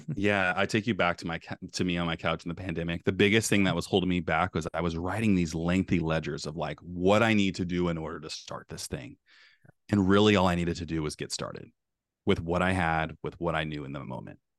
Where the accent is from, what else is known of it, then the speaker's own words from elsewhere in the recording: Bay Area, California, United States; now in Beaverton, Oregon, United States; I'm from the Bay Area.